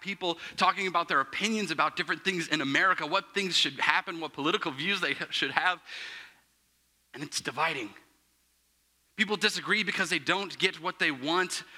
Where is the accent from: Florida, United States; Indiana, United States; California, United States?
Indiana, United States; Plainfield, Avon; I'm from Plainfield, Avon, Indiana